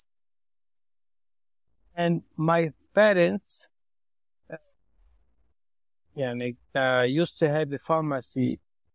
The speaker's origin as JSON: {"language": "English", "area": "Chiyah, Beirut suburbs", "region": "Mount Lebanon", "country": "Lebanon", "said": "I'm originally from Shia, that is Beirut, suburbs"}